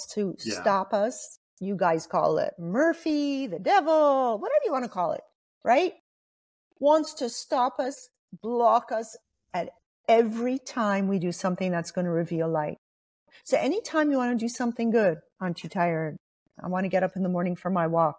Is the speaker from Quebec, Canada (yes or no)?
yes; Montreal, Quebec, Canada; I'm actually from Montreal